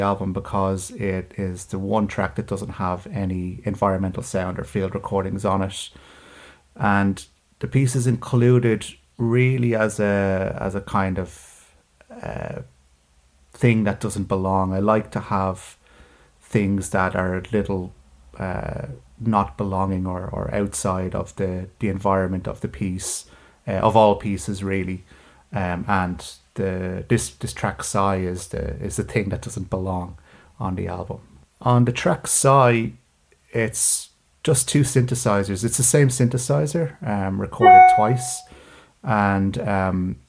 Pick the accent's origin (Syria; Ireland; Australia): Ireland; Dublin, Leinster; also born or lived in London / Paris / Birmingham; I was born in Dublin, I grew up in Dublin, then spent a few years in London